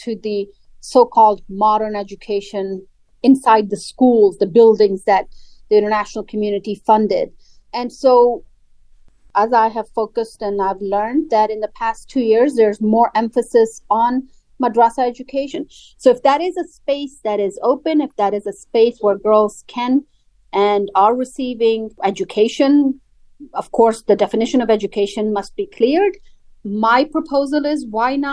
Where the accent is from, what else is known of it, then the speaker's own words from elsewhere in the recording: Afghanistan; I, as an Afghan citizen, as an Afghan woman